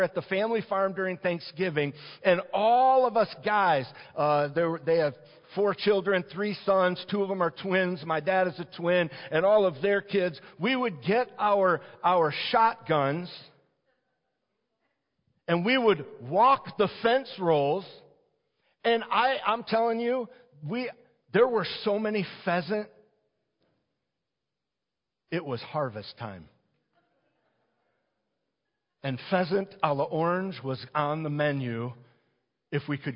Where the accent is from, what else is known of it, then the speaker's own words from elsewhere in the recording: Detroit, Michigan, United States; I grew up in the Detroit area and Metro Detroit area